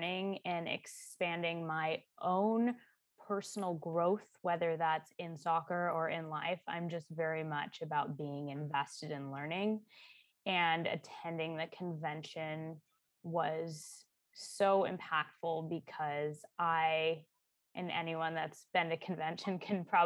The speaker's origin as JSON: {"language": "English", "region": "Arizona", "country": "United States", "tie": "born or raised there", "also_born_or_lived": "Seattle", "moved": "as an adult", "said": "I grew up in Arizona and I stayed there for school."}